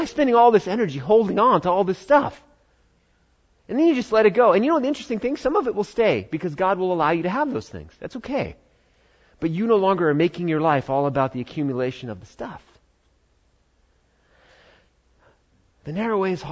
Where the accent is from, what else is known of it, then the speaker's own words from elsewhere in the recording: United States; we're American